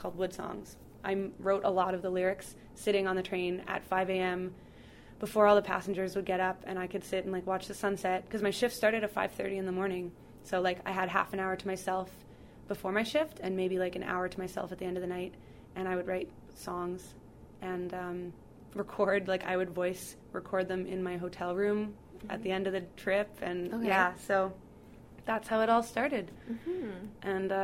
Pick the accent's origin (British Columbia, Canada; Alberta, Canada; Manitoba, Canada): Manitoba, Canada; Winnipeg; also born or lived in Brandon; moved to Winnipeg, because I'm from Winnipeg. So moved back here